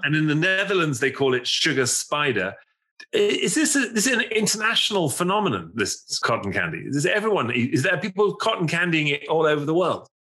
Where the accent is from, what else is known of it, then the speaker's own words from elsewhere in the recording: England, United Kingdom; as an Englishman and as, as Englishman